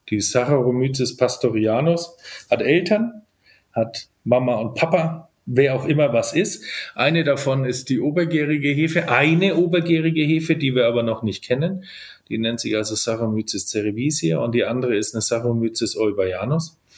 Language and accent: German; Nuremberg, Bavaria, Germany; also born or lived in Cork, Ireland; ich habe einen ganz typischen fränkischen Nachnamen, aber ich komme tatsächlich äh, aus dieser Gegend. Ich bin Nürnberger